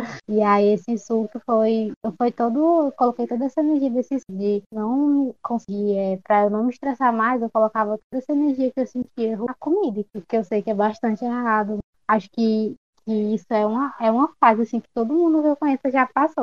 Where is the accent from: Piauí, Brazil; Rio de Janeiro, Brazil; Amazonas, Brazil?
Piauí, Brazil; São Francisco; also born or lived in Teresina; eu não sou de Teresina, então, mas eu sou de São, de São Francisco, Piauí.